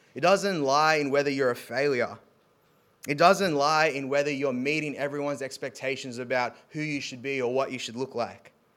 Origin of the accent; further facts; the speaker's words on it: South Africa; moved away; so I'm South African